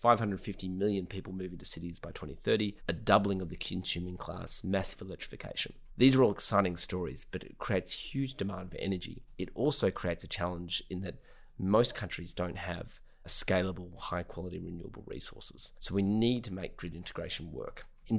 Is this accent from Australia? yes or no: yes; Australia; I'm originally from Australia.